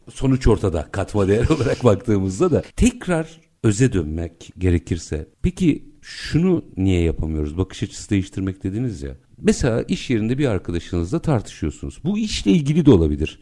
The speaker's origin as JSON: {"language": "Turkish", "region": "Istanbul", "country": "Turkey", "tie": "born or raised there", "said": "ben doğma büyüme Bakırköylüyüm."}